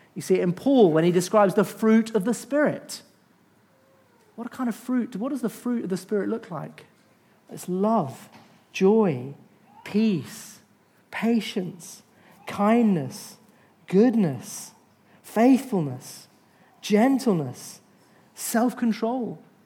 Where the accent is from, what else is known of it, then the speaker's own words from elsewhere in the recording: United Kingdom; I'm British